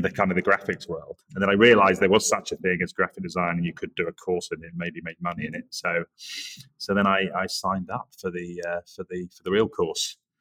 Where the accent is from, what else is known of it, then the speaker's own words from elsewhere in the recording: Norwich, East of England, United Kingdom; also born or lived in Yorkshire / Leeds; now in New York City, United States; I'm originally from the Norwich area, but um, I feel like an adopted Yorkshireman because I lived there so long